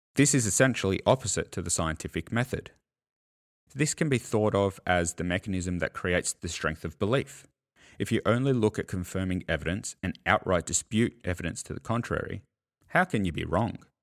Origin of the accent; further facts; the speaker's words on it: Australia; as an Australian